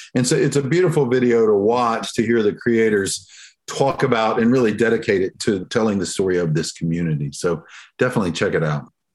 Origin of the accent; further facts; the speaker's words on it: the South, United States; I'm, of course, from the South. You can probably hear it in my accent. So we're y'all culture down here.